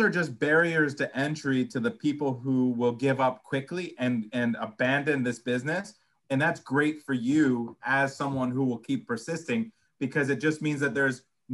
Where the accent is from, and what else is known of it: United States